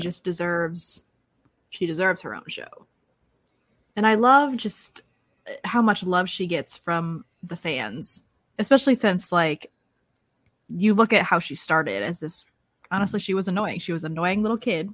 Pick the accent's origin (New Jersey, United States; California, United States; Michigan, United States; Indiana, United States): Michigan, United States; now in Florida, United States; I'm from Michigan, so I'm used to a much colder temperature